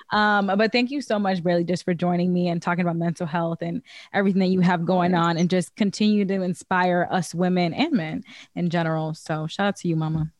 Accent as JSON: {"language": "English", "region": "Midwest", "country": "United States", "moved": "yes", "lives_now": "Los Angeles, United States", "said": "I'm from the Midwest"}